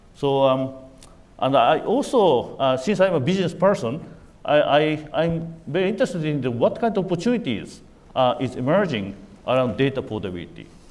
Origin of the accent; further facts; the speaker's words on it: Japan; I'm from Japan.